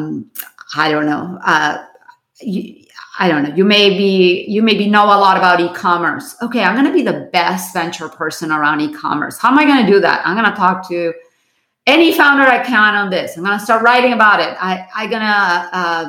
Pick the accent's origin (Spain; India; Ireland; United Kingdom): Spain; Barcelona, Catalonia; now in United States; I was born in Barcelona